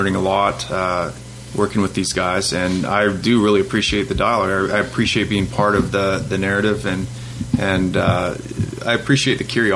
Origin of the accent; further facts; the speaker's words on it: Fort McMurray, Alberta, Canada; also born or lived in Chicago; now in Los Angeles, United States; in my hometown